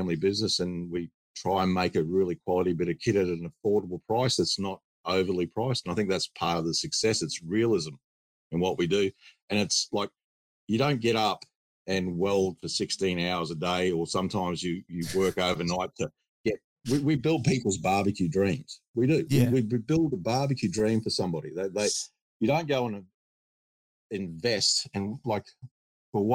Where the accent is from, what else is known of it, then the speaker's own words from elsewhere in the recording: Australia; we're Australian. We build Australian